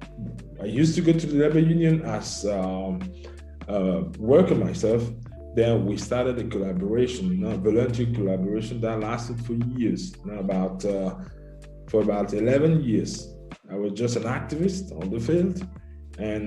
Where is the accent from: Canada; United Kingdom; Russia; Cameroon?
Cameroon; moved away as an adult; now in Italy; My home country is Cameroon in Central Africa. I was born in Cameroon and I came to Italy about 22 years back.